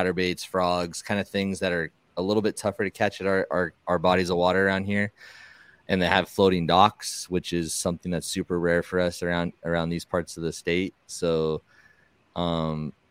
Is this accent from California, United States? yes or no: yes; Southern California, United States; I'm from Southern California